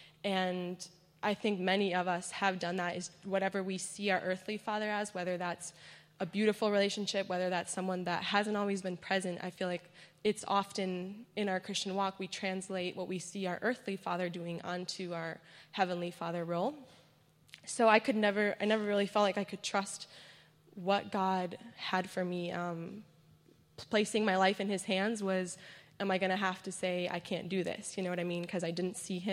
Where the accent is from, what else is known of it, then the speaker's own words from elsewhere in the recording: Guatemala; moved away; I was born and raised in Guatemala.